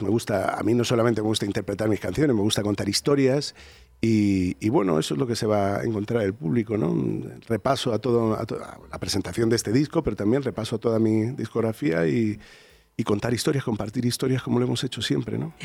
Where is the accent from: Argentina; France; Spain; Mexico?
Spain; Madrid, Community of Madrid; Yo soy de Vallecas, yo soy del Rayo Vallecano